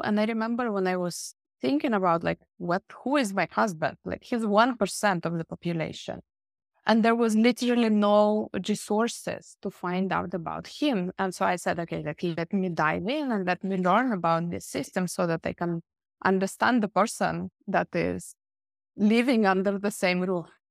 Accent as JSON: {"language": "English", "country": "Russia", "tie": "born or raised there", "also_born_or_lived": "Barcelona, Spain", "moved": "yes", "lives_now": "Finland", "said": "I was born originally in Russia, and then we moved to Finland long time ago"}